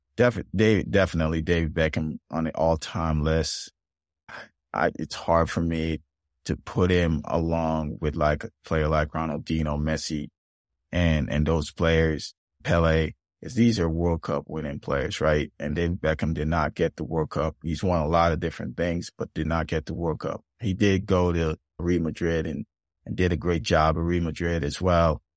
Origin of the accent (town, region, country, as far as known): Jamaica; born or raised there; moved away as an adult; now in United States